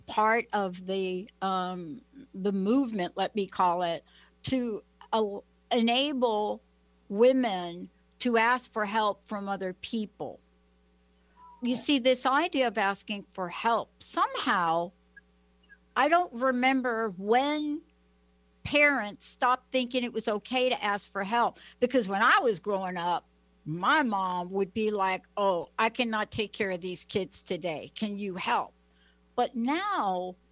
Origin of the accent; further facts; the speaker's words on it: New York, United States; moved away as an adult; also born or lived in New Jersey; I was born in New York, raised in New York, lived in New Jersey, but I have that New York culture